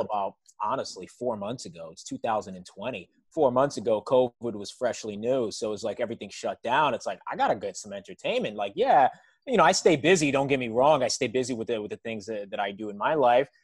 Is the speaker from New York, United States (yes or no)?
yes; New York City, New York, United States; I was raised in New York City